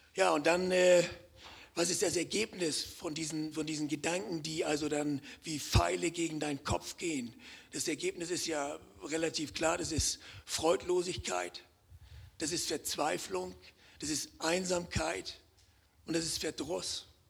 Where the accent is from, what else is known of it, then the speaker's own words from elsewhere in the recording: Hamburg, Germany; moved away as an adult; now in Konstanz, Germany; ich komme ja aus dem Norden, ich bin ja Hamburger, vielleicht hören das einige auch am, am Akzent